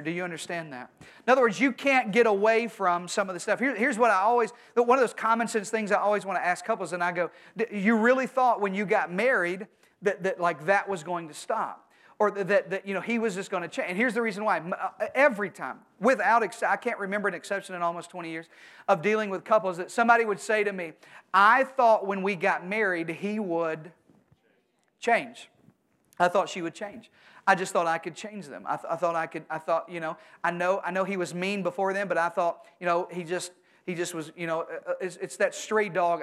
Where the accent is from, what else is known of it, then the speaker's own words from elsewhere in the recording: Arkansas, United States; I'm from Arkansas